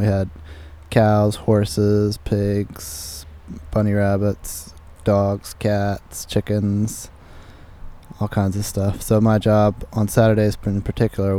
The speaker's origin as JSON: {"language": "English", "area": "York County", "region": "Pennsylvania", "country": "United States", "tie": "born or raised there", "also_born_or_lived": "Huntingdon County, Pennsylvania", "moved": "yes", "said": "I was born and raised in York County, Pennsylvania, on an Amish farm"}